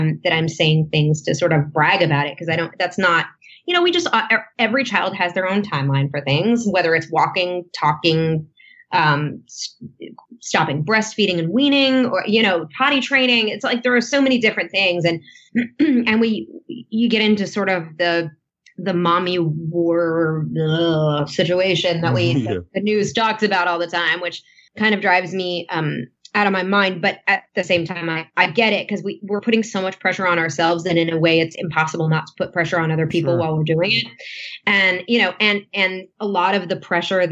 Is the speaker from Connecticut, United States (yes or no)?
yes; near Danbury, Connecticut, United States; also born or lived in Los Angeles, United States; now in Nashville, United States; Danbury, Connecticut on the 23rd. That's right near my hometown